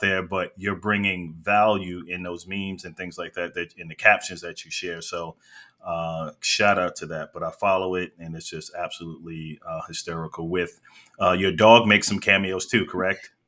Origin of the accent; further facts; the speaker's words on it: New York, United States; I'm originally from New York.